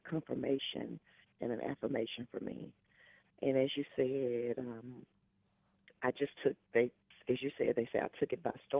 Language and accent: English; Jackson, Mississippi, United States; now in Houston, United States; I am originally from Jackson, Mississippi. And I'm not born and raised Houstonian. I am a born and raised Mississippi girl